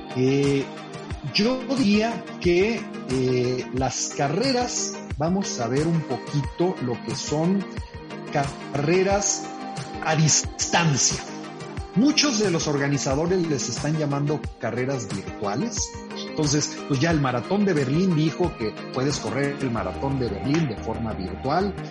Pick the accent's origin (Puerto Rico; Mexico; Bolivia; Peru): Mexico; Monterrey, Nuevo León; yo soy acá de Monterrey